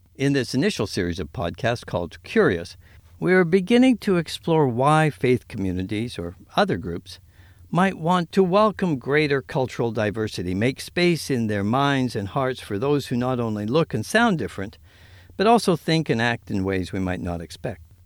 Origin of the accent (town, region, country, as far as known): Winnipeg, Manitoba, Canada; born or raised there